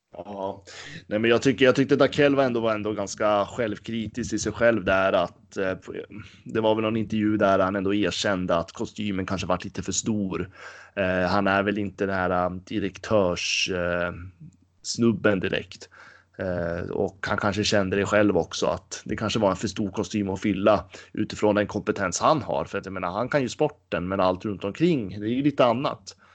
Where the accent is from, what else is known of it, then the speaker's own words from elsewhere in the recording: Gävle, Gävleborg County, Sweden; moved away; jag var hemma i Gävle